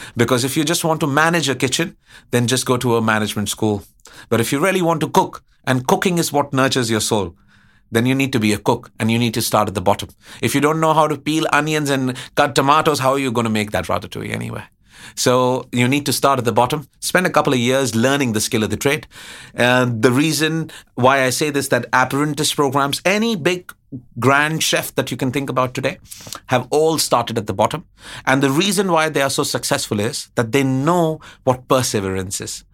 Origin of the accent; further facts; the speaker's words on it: Allahabad, Uttar Pradesh, India; also born or lived in Karnataka; now in Bangkok, Thailand; growing up in Allahabad